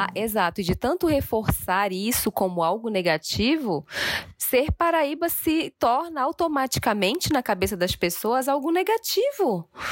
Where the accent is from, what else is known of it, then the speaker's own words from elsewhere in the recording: Belém, Pará, Brazil; moved away; also born or lived in Northeast Brazil; Eu sou do Pará